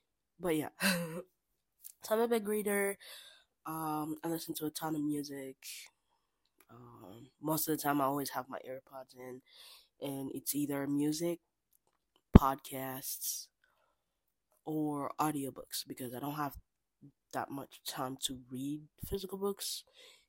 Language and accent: English; Kinshasa, DR Congo; moved away as an adult; now in United States; I was born and raised in Kinshasa, DR Congo